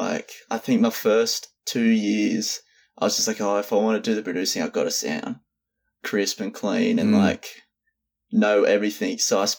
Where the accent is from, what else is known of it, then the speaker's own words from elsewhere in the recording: Shoalhaven Heads, New South Wales, Australia; moved away as an adult; now in Canberra, Australia; I grew up in the South Coast. It's a small town called Shalavan Heads. And I grew up there until high school and then moved to Canberra for uni.